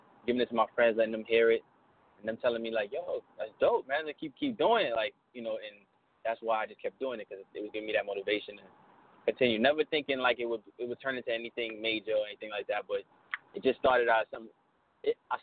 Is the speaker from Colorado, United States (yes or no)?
no; New York City, New York, United States; I'm from Brooklyn, born and raised. I'm from Brooklyn, Flatbush area